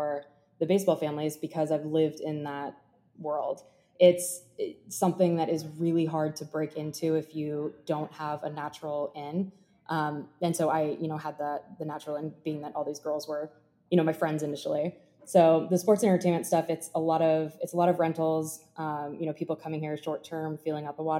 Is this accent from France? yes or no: no; Germany; now in Jupiter, United States; I grew up in Germany. And I thought I was going to like utilize the fact that I speak German